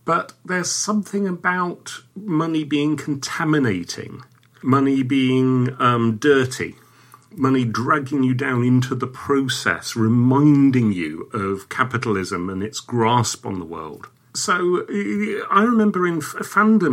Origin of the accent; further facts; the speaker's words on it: England, United Kingdom; I grew up between classes in English society. My father actually was a Durham miner who came down south